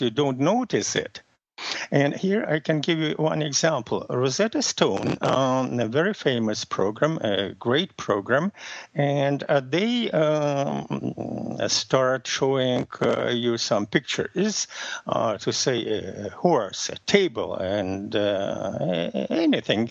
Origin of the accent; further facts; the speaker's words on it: Russia; first language Russian; English is a second language; moved away; my native language is Russian